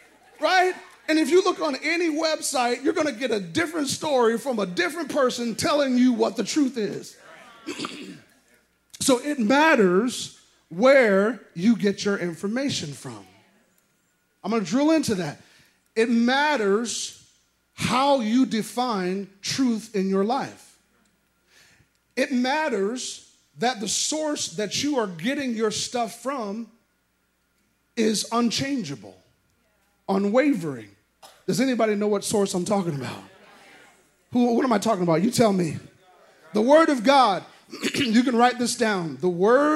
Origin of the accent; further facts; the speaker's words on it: Iowa, United States; moved away; that's where I'm from, that area. I'm actually from Iowa, but Nebraska.